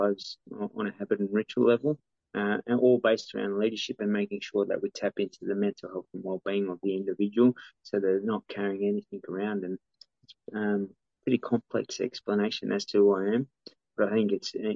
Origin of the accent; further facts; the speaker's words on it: Sydney, New South Wales, Australia; my DNA growing up in Redfern